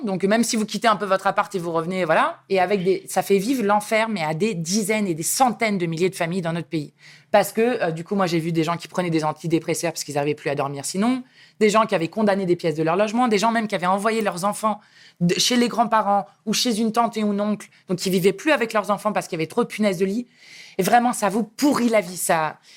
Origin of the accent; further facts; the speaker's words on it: Saint-Pryvé-Saint-Mesmin, Centre-Val de Loire, France; moved away; also born or lived in Paris / Grigny; J'habitais dans le Loiret, dans un bled que personne ne connaît, euh, de 4000 habitants, qui s'appelle Saint-Privé-Saint-Mémin.